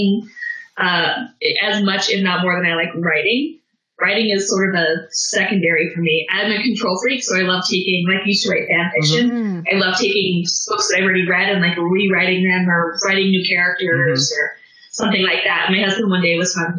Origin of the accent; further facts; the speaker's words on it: South Carolina, United States; now in Colorado, United States; I grew up on the coast, like of South Carolina